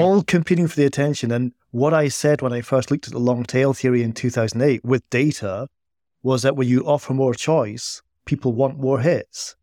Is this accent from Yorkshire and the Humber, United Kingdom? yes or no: no; Scotland, United Kingdom; accent: Scottish; my Scottish accent